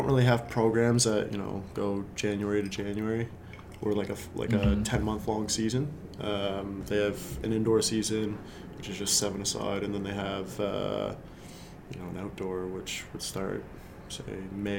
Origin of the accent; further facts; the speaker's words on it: Kentville, Nova Scotia, Canada; born there; I was born in Kentville, Nova Scotia.